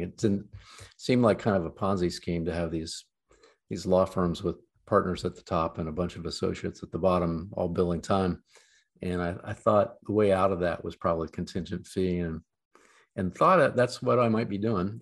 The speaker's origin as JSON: {"language": "English", "town": "London", "region": "Ohio", "country": "United States", "tie": "born or raised there", "lives_now": "Columbus, United States", "said": "a small town called London, seven thousand people in the middle of the Corn Belt"}